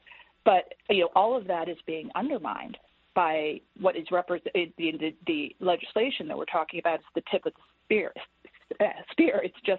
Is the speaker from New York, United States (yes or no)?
no; Pennsylvania, United States; I'm from Pennsylvania, where we have, you know, a flourishing energy industry.